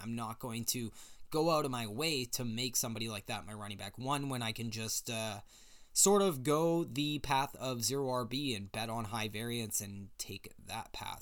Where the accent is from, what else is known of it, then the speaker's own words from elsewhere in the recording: British Columbia, Canada; I am from British Columbia, Canada